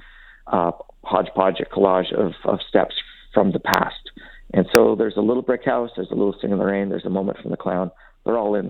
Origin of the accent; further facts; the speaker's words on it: Caroline, Alberta, Canada; As a kid growing up in Caroline, Alberta